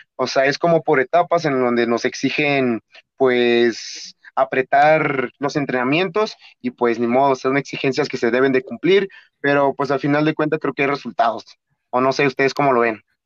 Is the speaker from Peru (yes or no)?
no; Atlixco, Puebla, Mexico; moved away as an adult; now in Mexico City, Mexico; yo soy de Puebla, originado de Atlixco, Puebla